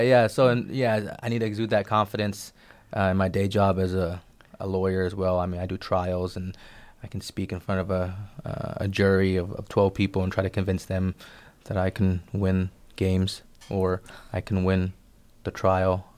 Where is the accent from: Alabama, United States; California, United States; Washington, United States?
California, United States; Bay Area; growing up in the Bay Area, I had a lot of collectively Asian-American